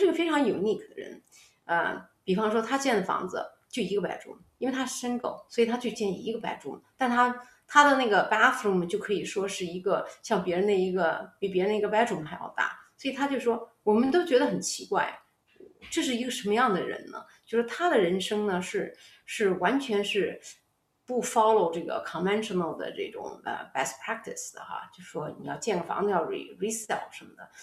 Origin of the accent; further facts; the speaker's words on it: Xuzhou, Jiangsu, China; moved away; 我本身呢，是，是出生在徐州市